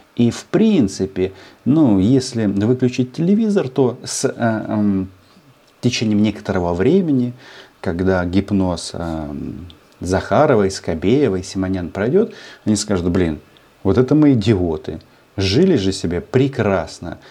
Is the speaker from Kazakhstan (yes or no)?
no; Ukraine